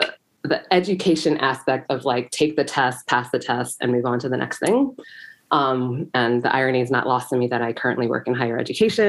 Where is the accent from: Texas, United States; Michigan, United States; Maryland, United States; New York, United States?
Maryland, United States; Baltimore; moved away as an adult; also born or lived in Randallstown / Miami; I was born and raised in Baltimore, grew up in Randallstown, went to Keough for high school that no longer exists in the city. And I grew up in a Haitian household.